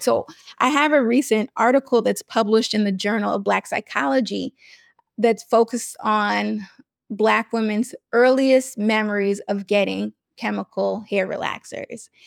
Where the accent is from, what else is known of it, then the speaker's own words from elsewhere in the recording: New York, United States; I'm from New York